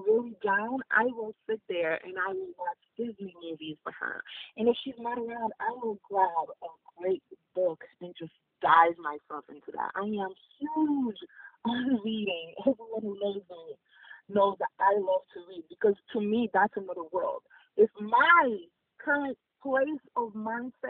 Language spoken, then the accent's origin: English; Haiti; also born or lived in Boston, United States; now in Florida, United States; As a first-generation immigrant, for me, the biggest thing is growing up in Haiti.